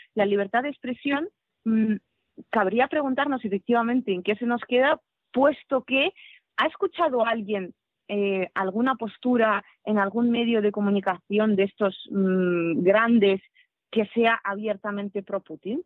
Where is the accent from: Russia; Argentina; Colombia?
Russia; Krasnoyarsk, Krasnoyarsk Krai; Spanish is a second language; moved away as an adult; now in Spain; yo nací en Krasnoyarsk, en Siberia, y viví en Krasnoyarsk hasta los 18 años